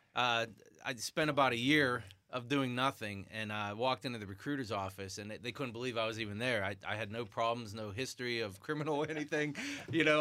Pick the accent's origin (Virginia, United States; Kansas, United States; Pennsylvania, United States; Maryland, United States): Pennsylvania, United States; West Trenum; I'm from West Trenum